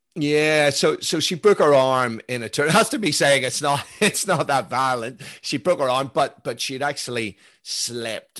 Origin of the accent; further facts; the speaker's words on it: Belfast, Northern Ireland, United Kingdom; moved away; I grew up in Belfast in the nineteen seventies.